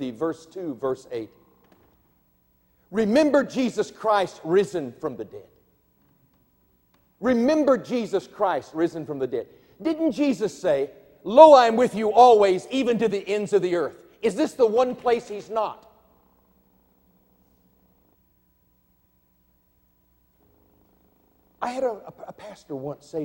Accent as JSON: {"language": "English", "region": "Virginia", "country": "United States", "said": "I come from Virginia"}